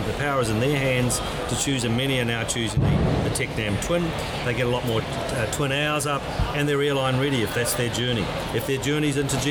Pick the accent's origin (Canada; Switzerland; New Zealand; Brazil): New Zealand; moved away as an adult; now in Australia; as some of you may gather from my accent, I originally came from the Isles across the Tasman. I came across and joined a little company called Ansett